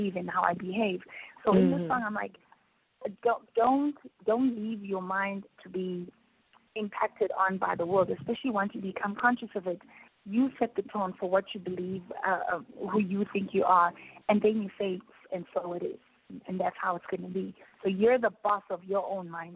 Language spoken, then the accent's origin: English; South Africa; particularly in South Africa, we were given freedom